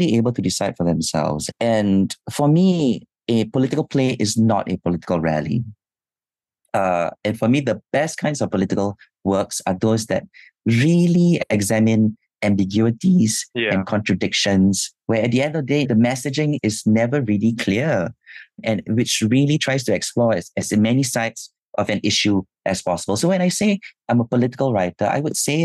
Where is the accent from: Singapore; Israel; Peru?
Singapore; growing up in Singapore